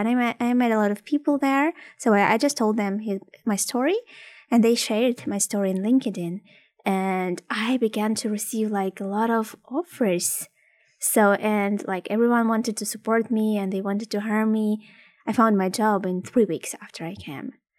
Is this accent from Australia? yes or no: no; Ukraine; English is a second language; moved away as an adult; also born or lived in Odessa; now in Canada; I'm from Ukraine